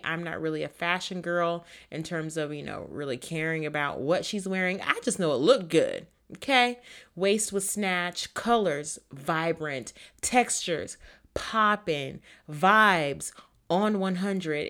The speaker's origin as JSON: {"language": "English", "region": "Florida", "country": "United States", "tie": "born or raised there", "said": "my home state of Florida"}